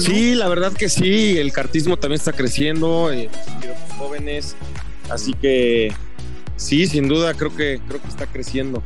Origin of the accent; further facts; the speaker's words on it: Mexico City, Mexico; Yo soy de la Ciudad de México